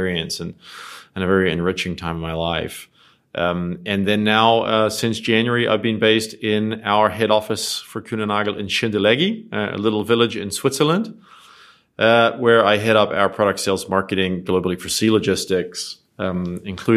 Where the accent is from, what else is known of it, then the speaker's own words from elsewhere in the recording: New Zealand; moved away as an adult; also born or lived in Australia / New York / Dubai; I grew up in New Zealand, so I'm a Kiwi